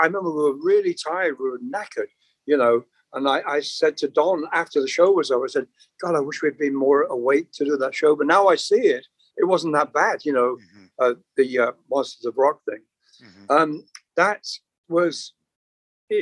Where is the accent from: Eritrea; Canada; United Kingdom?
United Kingdom; accent: British; moved away as an adult; also born or lived in Long Island, New York; now in Los Angeles, United States